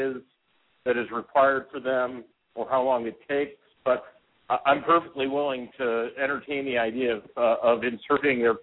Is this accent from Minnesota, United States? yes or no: no; Western Pennsylvania, United States; I'm from Western PA